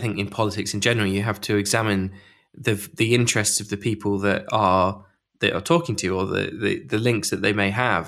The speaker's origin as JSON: {"language": "English", "town": "York", "region": "Yorkshire and the Humber", "country": "United Kingdom", "said": "I'm from York"}